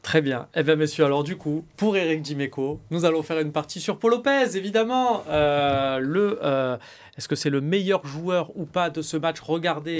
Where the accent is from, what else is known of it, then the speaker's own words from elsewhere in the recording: Marseille, Provence-Alpes-Côte d'Azur, France; en tant que Marseillais